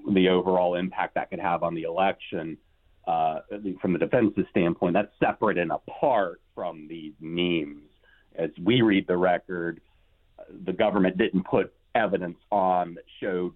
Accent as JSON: {"language": "English", "town": "Raleigh", "region": "North Carolina", "country": "United States", "tie": "born or raised there", "said": "Sir Walter Raleigh, my hometown's namesake"}